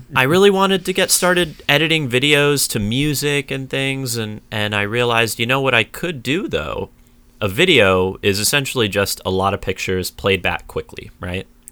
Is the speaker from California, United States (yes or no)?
yes; San Diego, California, United States; I grew up in a suburb in San Diego